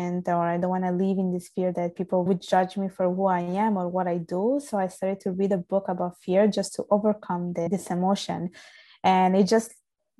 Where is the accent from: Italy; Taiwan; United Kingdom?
Italy; accent: Italian; English is a second language; moved away as an adult; now in Canada; I was born and raised in Italy. My parents are from Bangladesh, and I pretty much lived my whole life in Italy